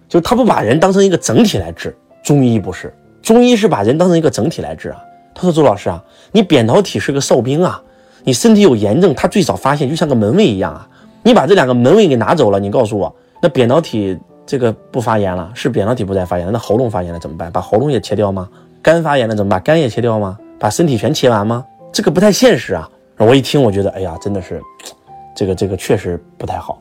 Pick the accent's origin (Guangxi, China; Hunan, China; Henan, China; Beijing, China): Henan, China; accent: Henan dialect; 我们河南话把它叫马吉利尔